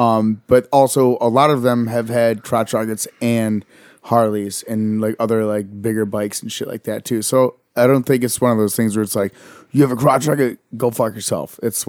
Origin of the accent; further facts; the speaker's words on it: Texas, United States; now in New York, United States; I grew up in Texas.